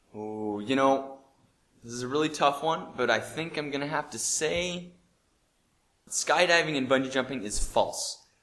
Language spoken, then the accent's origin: English; Bozeman, Montana, United States; I come from Bozeman